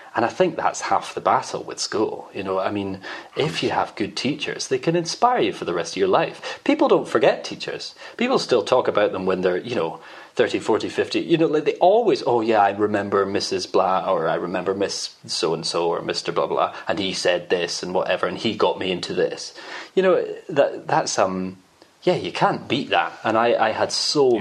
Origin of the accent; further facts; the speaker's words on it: Edinburgh, Scotland, United Kingdom; I'm from Edinburgh.